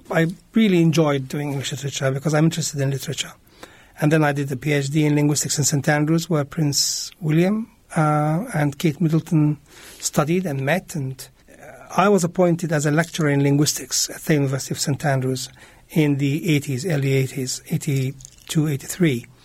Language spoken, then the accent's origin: English; Jerusalem, Palestine; English is a second language; I was born in Jerusalem, East Jerusalem. I was uh, brought up there. I went to school there. My first school was a German school in Jerusalem